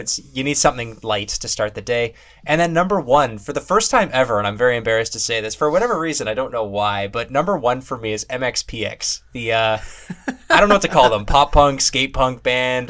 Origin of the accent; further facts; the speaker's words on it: Canada; As a Canadian